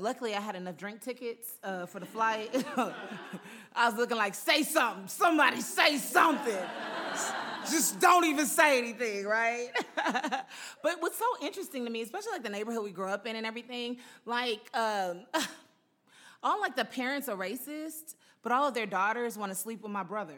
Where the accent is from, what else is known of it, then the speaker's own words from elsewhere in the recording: Houston, Texas, United States; moved away as an adult; also born or lived in Utah; now in Los Angeles, United States; We're in Houston